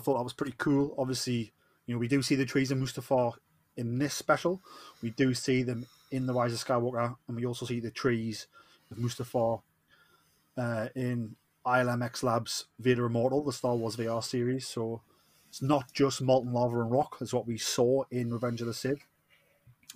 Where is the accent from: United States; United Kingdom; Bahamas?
United Kingdom; Newcastle upon Tyne, North East England; accent: Geordie; I'm the Geordie